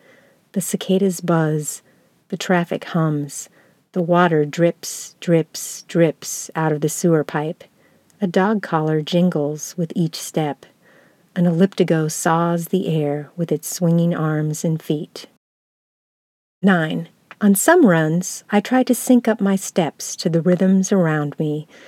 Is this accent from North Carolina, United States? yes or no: yes; North Carolina, United States; also born or lived in Upper Peninsula, Michigan / Virginia / Iowa / Minnesota; Maybe it's because I was born in the Upper Peninsula of Michigan and grew up in North Carolina and Virginia, then moved to Iowa, Minnesota, Southern California, Georgia, then Minnesota again.